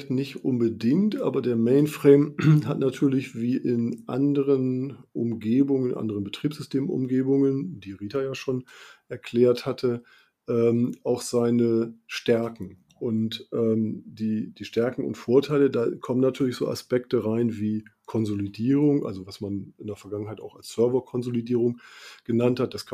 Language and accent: German; Bremen, Germany; ich komme ja nun ähm, ein bisschen von der Küste. Ich komme aus Bremen und ähm, da ist ja die Nordsee nicht weit, da ist Bremerhaven nicht weit, Hamburg ist nicht weit.